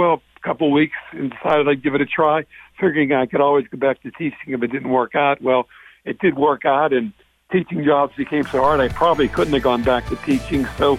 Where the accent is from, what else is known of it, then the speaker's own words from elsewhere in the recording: Pittsburgh, Pennsylvania, United States; I am Pittsburgh born and raised. In fact, the longest I've ever been out of Pittsburgh was when I covered the Pirates in spring training.